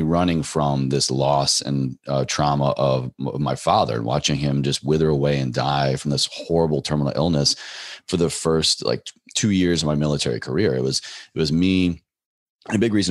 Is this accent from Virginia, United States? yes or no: yes; Virginia, United States; drove back home to my home state of Virginia